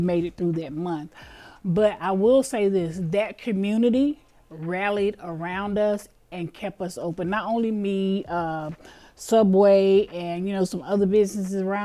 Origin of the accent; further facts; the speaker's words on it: Greenville, South Carolina, United States; moved away as an adult; now in Atlanta, United States; I am not from Atlanta. I was born and raised in Greenville, South Carolina, and I moved to Atlanta in 1996